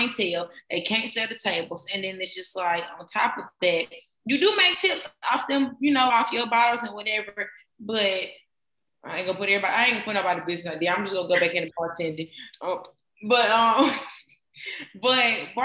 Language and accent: English; Greenville, South Carolina, United States; moved away